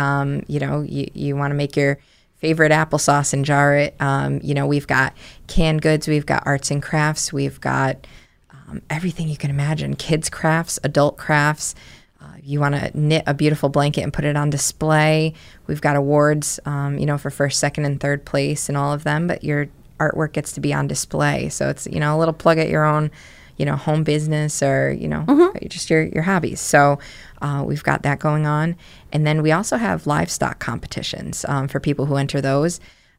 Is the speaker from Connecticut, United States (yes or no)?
yes; New Britain, Connecticut, United States; I grew up in New Britain.